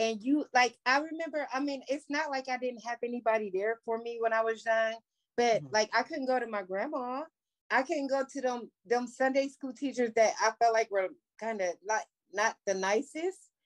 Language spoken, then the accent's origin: English; Columbus, Ohio, United States; my hometown